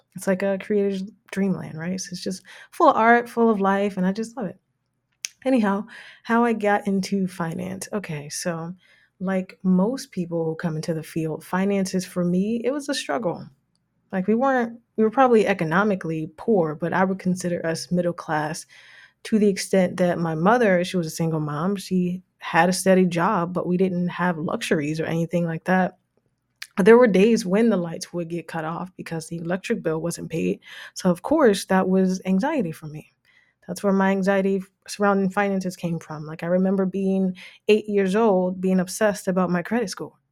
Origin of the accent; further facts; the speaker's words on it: Jersey City, New Jersey, United States; moved away as an adult; now in Toronto, Canada; I'm actually from the States, grew up in Jersey City, New Jersey